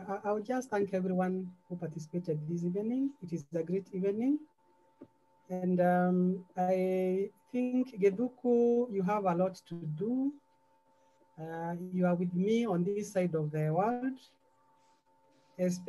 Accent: Central Province, Kenya; I'm from Central

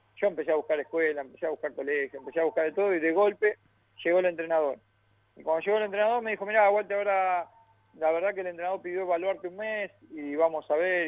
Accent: Lanús, Buenos Aires Province, Argentina; Yo soy del barrio de Lanús

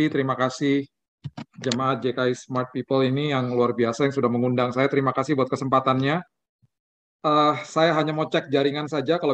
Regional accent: Manado, North Sulawesi, Indonesia; kan orang Manado kok mukanya gelap gitu gitu ya. uh, papa saya asli Manado dari kampung Tomohon. Mama saya asli orang India.

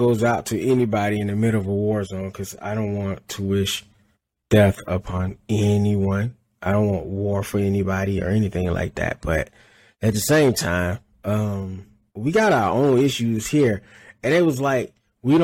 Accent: Alabama, United States; I'm from Alabama

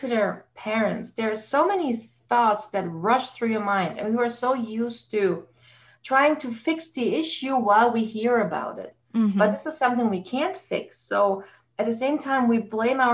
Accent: Germany; moved away as an adult; now in Canada; I grew up in Germany and I came here to Canada after I met my husband, got married, and we live here now for 17 years

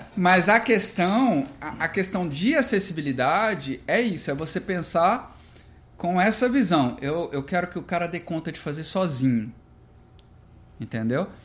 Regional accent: Brasília, Federal District, Brazil; Eu sou de Brasília e, e a gente desenvolve esse trabalho a partir de lá

